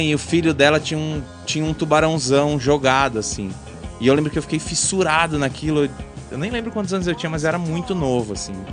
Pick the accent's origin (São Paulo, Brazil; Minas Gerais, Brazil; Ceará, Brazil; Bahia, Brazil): São Paulo, Brazil; São Bernardo do Campo; also born or lived in Santo André; eu nasci em São Bernardo. nasci em São Bernardo, tá. Morei em Santo André por muito tempo. Minha avó é de Santo André